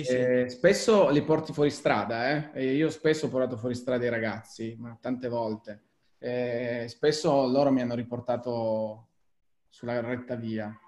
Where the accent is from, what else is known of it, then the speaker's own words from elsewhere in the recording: Turin, Piedmont, Italy; sono torinese